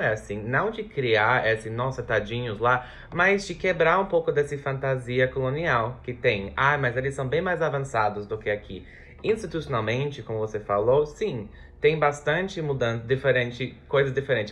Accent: United States; Portuguese is a second language; now in Brazil; Eu sou dos Estados Unidos

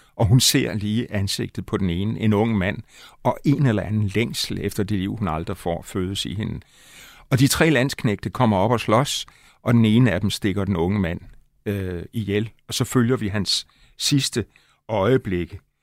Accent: Aalborg, North Denmark Region, Denmark; moved away; also born or lived in Himmerland; jeg boede nogle år i min barndom i Aalborg

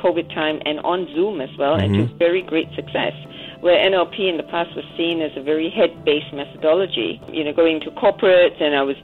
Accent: Australia; also born or lived in Sydney, Australia; I am Australian

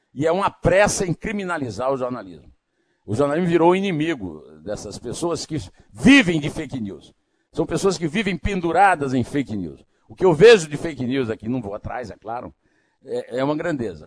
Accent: Iraúna, Paraíba, Brazil; born or raised there; now in São Paulo, Brazil

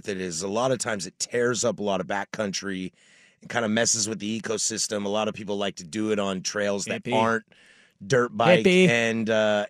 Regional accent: Washington, United States; And that's why I'm glad I come from Washington and not Montana, because we had a great time.

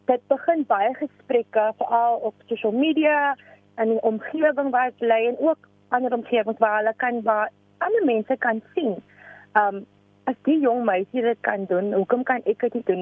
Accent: Cape Town, Western Cape, South Africa; ek is van Afrikaanse Kaapstad

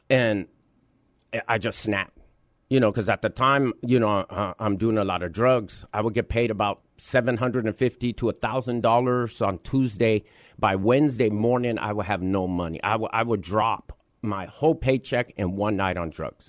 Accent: Los Angeles, California, United States; I, I'm born and raised in Los Angeles, you know, between downtown and East L A.

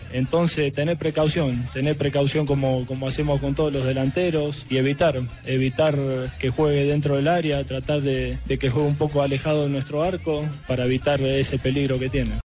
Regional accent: Argentina; moved away as an adult; now in Colombia; como argentino

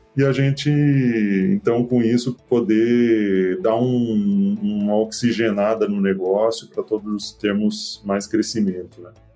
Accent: Mato Grosso, Brazil; also born or lived in Getúlio Vargas, Rio Grande do Sul / Passo Fundo, Rio Grande do Sul; eu nasci, veja só, no Rio Grande do Sul apesar de ter crescido no Mato Grosso

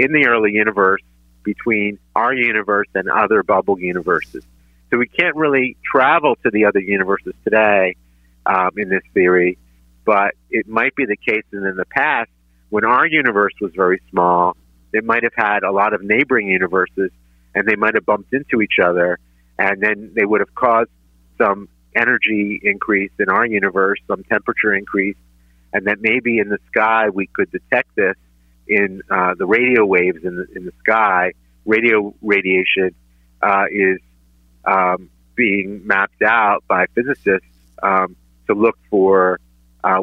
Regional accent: Philadelphia, Pennsylvania, United States; growing up in Northeast Philly. I went to George Washington

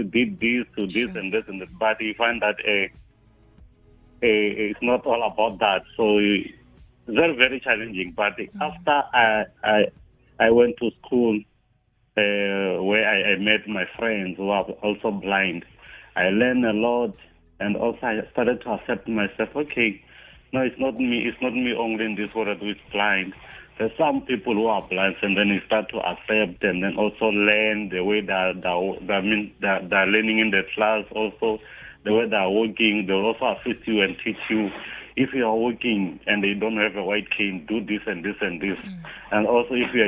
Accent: Tzaneen, Limpopo, South Africa; also born or lived in Polokwane; I was studying at Polokwane, and then I'm from Tzaneen

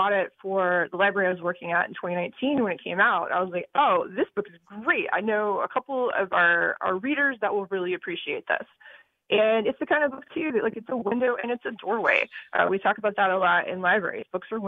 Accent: Georgia, United States; now in Connecticut, United States; I'm originally from Georgia, so I kind of expect that when I'm down there, but not so much up here.

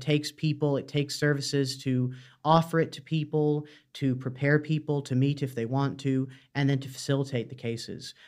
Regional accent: Canada; moved away as an adult; now in Dublin, Ireland; I'm from Canada originally, but I've lived in Ireland about five years now.

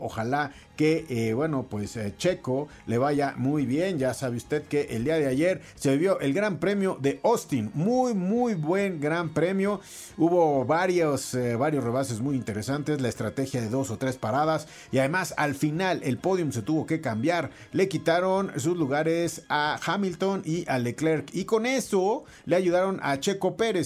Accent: Mexico; como mexicanos

